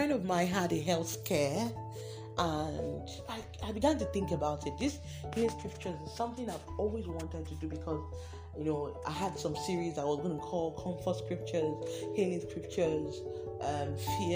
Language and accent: English; Delta, Nigeria; I'm from Delta State